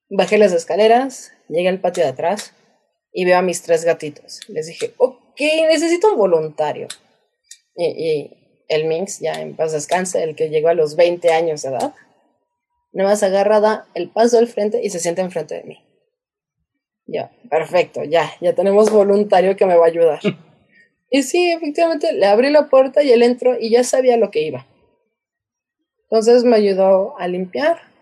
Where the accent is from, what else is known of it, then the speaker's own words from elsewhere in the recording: Querétaro, Mexico; yo crecí en Querétaro